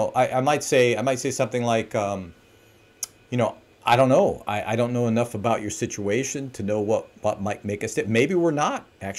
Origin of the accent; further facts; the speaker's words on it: Milwaukee, Wisconsin, United States; I'm like from Milwaukee. It's my Milwaukee voice.